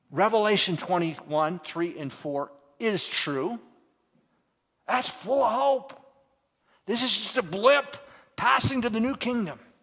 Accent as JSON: {"language": "English", "country": "United States", "also_born_or_lived": "Turkey", "moved": "as an adult", "said": "as an American over there"}